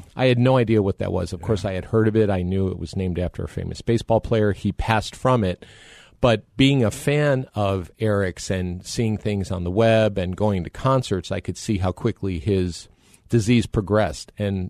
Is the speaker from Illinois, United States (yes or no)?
yes; Chicago, Illinois, United States; now in Phoenix, United States; My wife and I, our family, were born and raised in the Chicagoland area.